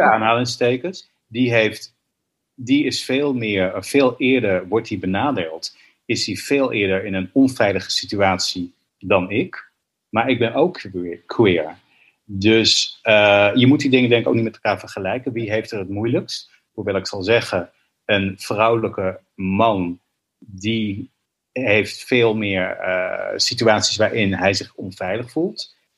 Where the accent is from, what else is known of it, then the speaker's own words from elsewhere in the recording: Israel; also born or lived in New York; now in Amsterdam, Netherlands; Ik ben geboren in Israël.